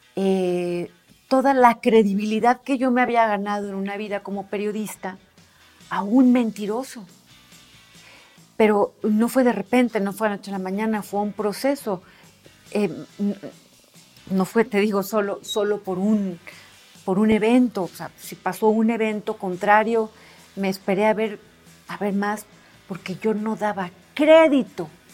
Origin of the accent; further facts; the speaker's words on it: Hermosillo, Sonora, Mexico; soy de Hermosillo, Sonora